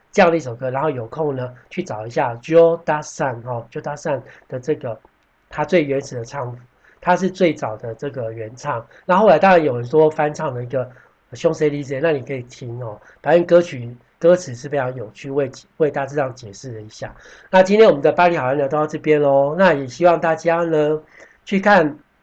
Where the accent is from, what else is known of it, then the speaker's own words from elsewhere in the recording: Taiwan; 我们台湾人喜欢讲做生意